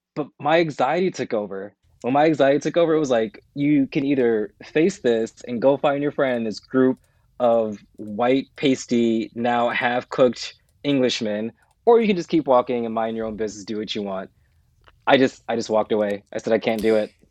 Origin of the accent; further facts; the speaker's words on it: United States; moved away as an adult; I'm American.